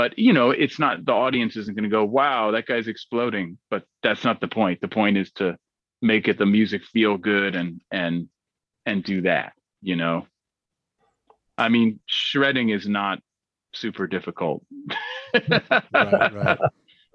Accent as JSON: {"language": "English", "town": "Berkeley", "region": "California", "country": "United States", "tie": "born or raised there", "said": "I grew up in Berkeley, California, so I heard everything from soul music to punk rock music growing up"}